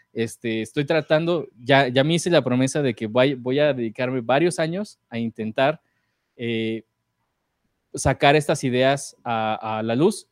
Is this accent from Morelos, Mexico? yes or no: yes; Morelos, Mexico; now in Mexico City, Mexico; a mi pueblo en Morelos, a visitar a mis papás